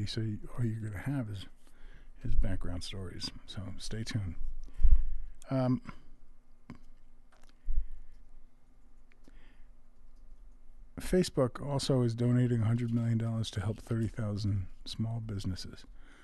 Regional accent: New York, United States; I'm from New York

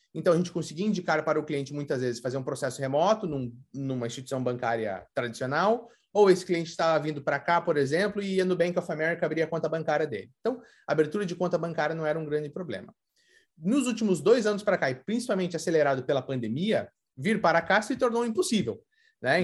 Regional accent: Curitiba, Paraná, Brazil; moved away as an adult; now in United States; sou brasileiro de Curitiba

